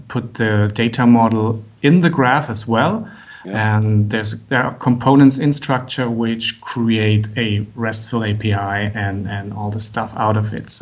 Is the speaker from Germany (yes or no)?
yes; Germany; also born or lived in Frankfurt; from Germany. I'm living and working in Frankfurt